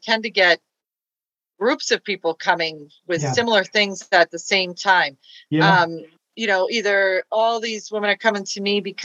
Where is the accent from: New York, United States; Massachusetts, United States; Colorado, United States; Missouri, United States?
Massachusetts, United States; Natick; accent: Boston; I'm from Natick, which is about 20 miles west of Boston, and it's a Native American town that means place of many hills.